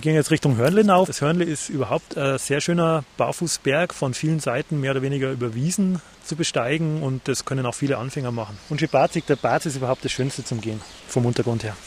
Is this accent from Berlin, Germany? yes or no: no; Upper Bavaria, Germany; mir Oberbayern